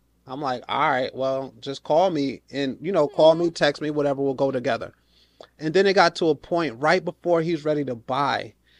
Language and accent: English; New York, United States; So I'm a New Yorker, right?